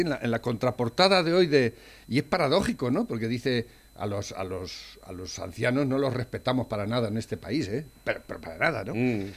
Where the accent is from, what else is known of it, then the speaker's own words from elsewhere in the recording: Spain; la historia de tu país, en este caso España, que somos españoles